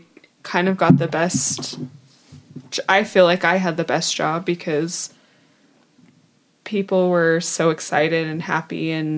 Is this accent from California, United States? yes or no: yes; Southern California, United States; moved away; also born or lived in Utah; I am from Southern California, so I grew up going to the parks regularly.